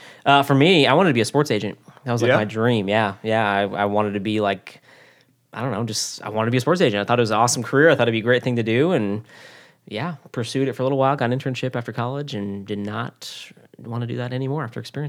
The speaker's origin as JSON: {"language": "English", "town": "Orlando", "region": "Florida", "country": "United States", "tie": "born or raised there", "said": "I grew up in Orlando, Florida, and if you grew up in Orlando, Florida in the mid-ish 90s, you're like living in the Hollywood of the East."}